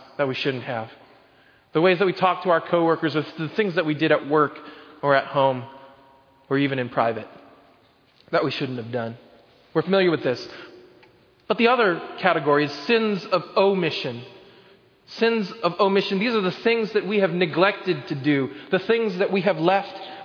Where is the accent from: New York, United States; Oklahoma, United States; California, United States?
Oklahoma, United States; When I was growing up in Oklahoma, we had this really big backyard